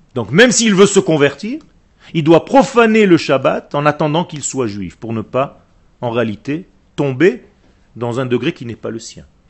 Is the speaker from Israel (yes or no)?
yes; Israel; French is a second language; le français n'est pas ma langue natale. Je suis israélien de source